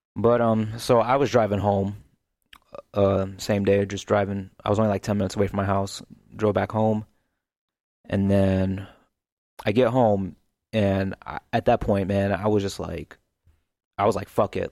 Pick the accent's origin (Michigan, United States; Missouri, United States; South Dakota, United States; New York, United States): Missouri, United States; St. Louis; also born or lived in Kansas City; I was born in North County, um, in St. Louis